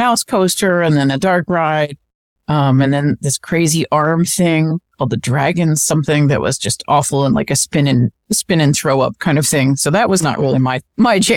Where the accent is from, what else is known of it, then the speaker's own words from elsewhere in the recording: Ohio, United States; moved away; I grew up in Ohio